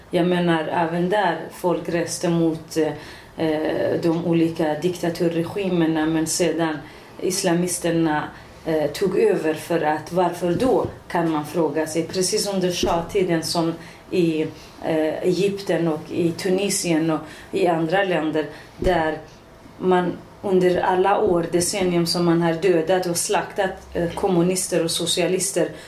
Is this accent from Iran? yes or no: yes; Iranian Kurdistan, Iran; Swedish is a second language; also born or lived in Västerås, Sweden; now in Sweden; Ja, Kurdistan, Iran.